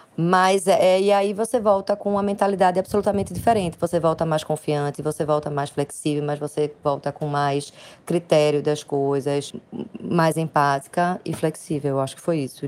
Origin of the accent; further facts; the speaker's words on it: Recife, Pernambuco, Brazil; sou do Recife